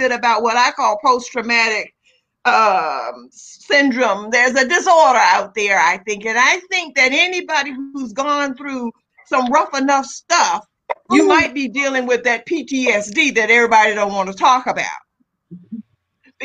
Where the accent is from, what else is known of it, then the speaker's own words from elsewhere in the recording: Southern Virginia, United States; moved away as an adult; I wasn't in my hometown now. I was not in Southern Virginia